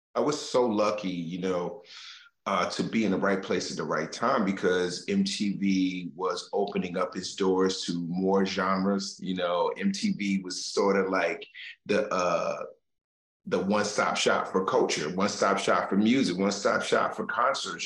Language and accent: English; Newark, New Jersey, United States; I grew up in Newark, New Jersey